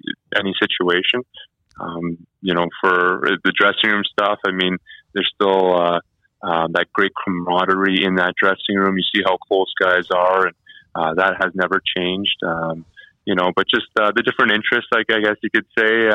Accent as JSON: {"language": "English", "town": "Sudbury", "region": "Ontario", "country": "Canada", "tie": "born or raised there", "said": "my hometown team here in Sudbury"}